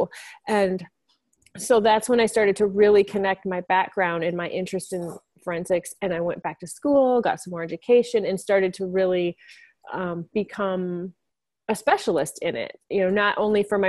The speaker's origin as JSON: {"language": "English", "region": "Michigan", "country": "United States", "tie": "born or raised there", "said": "I grew up in Michigan"}